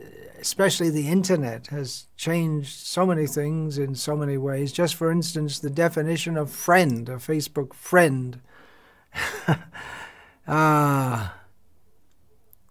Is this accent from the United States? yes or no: no; England, United Kingdom; moved away; I was born and raised in England